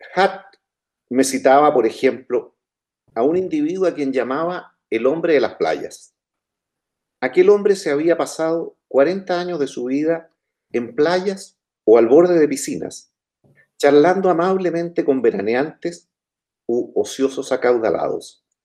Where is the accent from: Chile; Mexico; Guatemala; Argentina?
Chile; cómo somos los chilenos